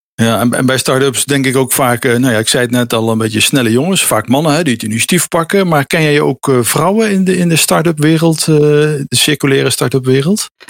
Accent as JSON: {"language": "Dutch", "country": "Netherlands", "said": "als Nederlander"}